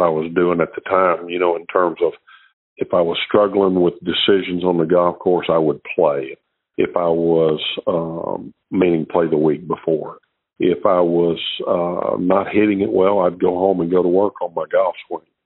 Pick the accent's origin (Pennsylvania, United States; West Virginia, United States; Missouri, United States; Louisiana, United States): Louisiana, United States; Shreveport; I was from Shreveport, Louisiana